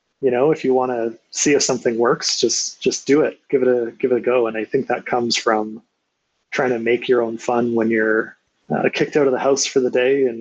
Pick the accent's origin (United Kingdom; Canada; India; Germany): Canada; Grande Prairie, Alberta; Born and raised in Grand Prairie, Alberta.